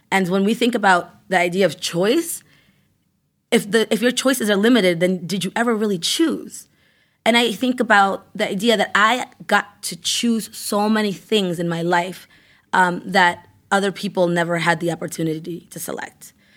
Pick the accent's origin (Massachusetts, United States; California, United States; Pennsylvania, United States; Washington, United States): Massachusetts, United States; Worcester; also born or lived in Ecuador; I grew up in Maine South